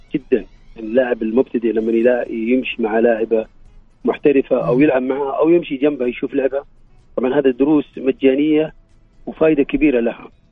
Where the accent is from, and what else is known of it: Saudi Arabia